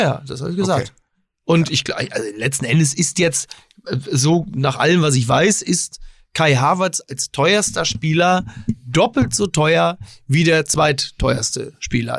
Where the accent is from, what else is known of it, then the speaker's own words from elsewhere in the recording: Germany; als Deutsche